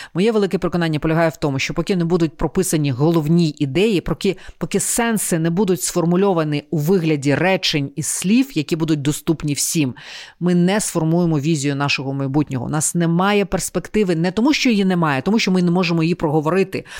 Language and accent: Ukrainian; Kyiv, Ukraine; ми ж кияни